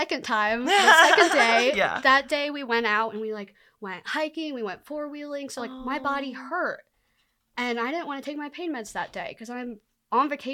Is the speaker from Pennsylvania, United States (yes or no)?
yes; rural Pennsylvania, United States; now in Denver, United States; I grew up in a very like conservative household